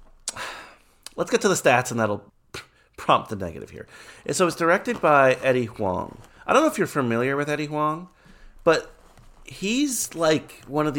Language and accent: English; New York City, New York, United States; I was born in Queens